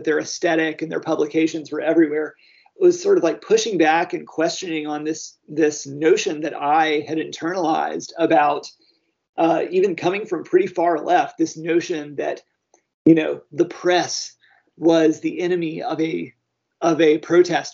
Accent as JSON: {"language": "English", "region": "the South", "country": "United States", "tie": "born or raised there", "said": "I grew up in the South in the 80s and my parents are Southern"}